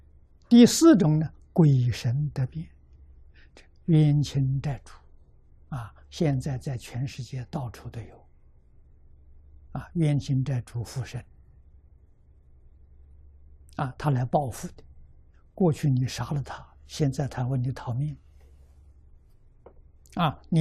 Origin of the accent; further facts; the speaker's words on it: China; 我们中国人讲阴阳五行，讲这些气。